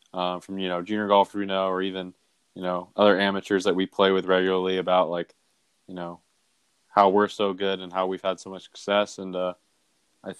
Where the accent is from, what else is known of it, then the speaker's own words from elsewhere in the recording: Bellingham, Washington, United States; I grew up in Bellingham, Washington, small town, kind of up near the border